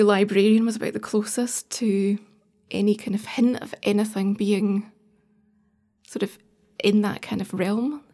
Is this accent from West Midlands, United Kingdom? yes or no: no; Edinburgh, Scotland, United Kingdom; moved away; I suppose I grew up in Edinburgh till we were, I was nine years old